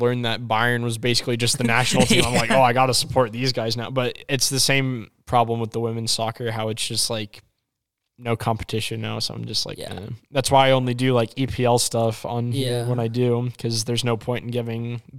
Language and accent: English; United States